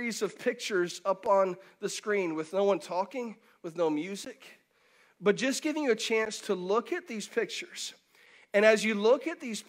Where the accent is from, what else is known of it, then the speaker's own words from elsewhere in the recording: Pinellas County, Florida, United States; I grew up in Pinellas County, so I didn't grow up necessarily with lakes all around, but I did grow up right in the Gulf.